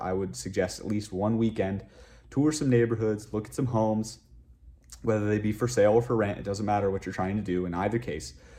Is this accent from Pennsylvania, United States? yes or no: yes; western Pennsylvania, United States; moved away as an adult; also born or lived in Rochester, New York; now in Las Vegas, United States; I'm originally from a small town in western Pennsylvania